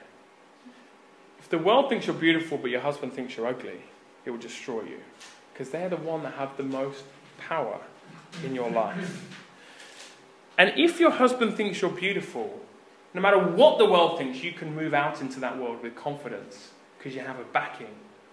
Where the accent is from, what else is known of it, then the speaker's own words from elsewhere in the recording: Birmingham, West Midlands, United Kingdom; I grew up in Birmingham in the UK.